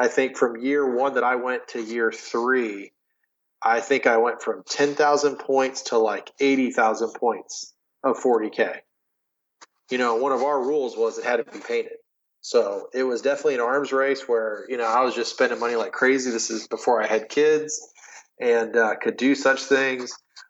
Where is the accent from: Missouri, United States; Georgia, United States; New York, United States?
Missouri, United States; St. Louis; moved away as an adult; now in Memphis, United States; we spent 2 years in a rec center in North St. Louis. It's actually – the funny thing is it's where I grew up. So I'm originally from St. Louis. I had moved away for about 6 years. Then I moved back.